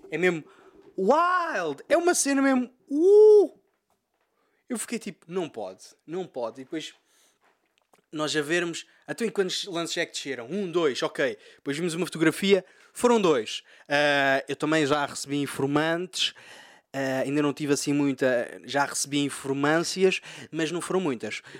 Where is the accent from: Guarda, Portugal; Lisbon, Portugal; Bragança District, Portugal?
Bragança District, Portugal; Freixo de Espada à Cinta; estou aqui em Fre sou de Freixo Espada à Cinta e, bem, e ouvi o pod.